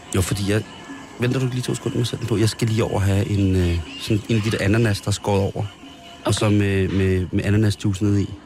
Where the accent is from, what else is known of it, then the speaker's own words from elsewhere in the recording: Roskilde, Zealand, Denmark; Er jo i min hjemby. Ja. 4.000 Roskilde